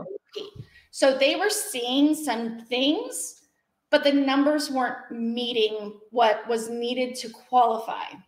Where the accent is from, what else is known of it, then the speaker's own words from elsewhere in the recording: Washington, United States; moved away as an adult; now in Wyomissing, United States; I was born and raised in Washington State, so complete polar opposite areas